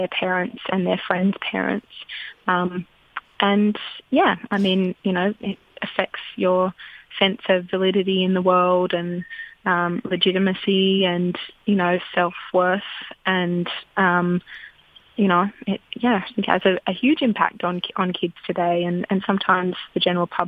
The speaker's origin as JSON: {"language": "English", "country": "Australia", "said": "as an Australian"}